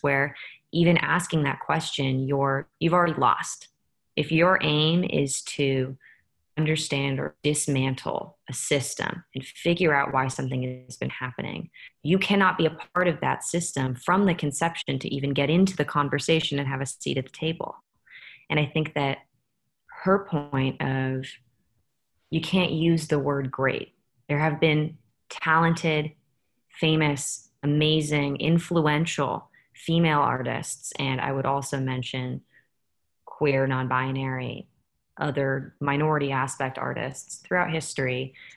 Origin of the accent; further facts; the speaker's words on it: San Francisco, California, United States; I'm from San Francisco